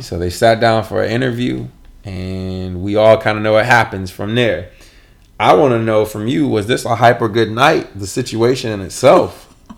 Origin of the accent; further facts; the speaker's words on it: Michigan, United States; I'm from Michigan